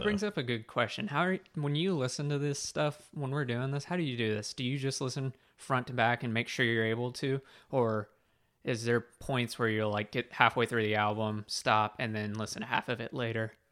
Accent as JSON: {"language": "English", "country": "United States", "said": "I'm American"}